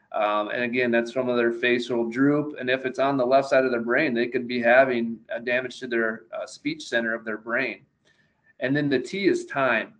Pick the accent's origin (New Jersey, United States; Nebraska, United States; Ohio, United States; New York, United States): Nebraska, United States; I grew up in Nebraska